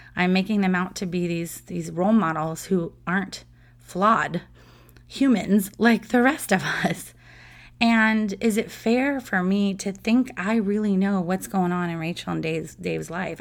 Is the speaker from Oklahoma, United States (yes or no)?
no; San Diego, California, United States; I grew up in San Diego and grew up in a huge Padres fan family